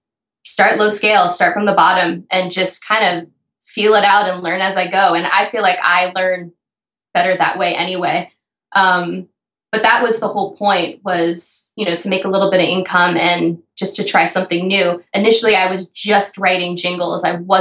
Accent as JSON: {"language": "English", "region": "Florida", "country": "United States", "also_born_or_lived": "New York", "said": "I spend most of my life in New York. I'm from Florida, but I never drove."}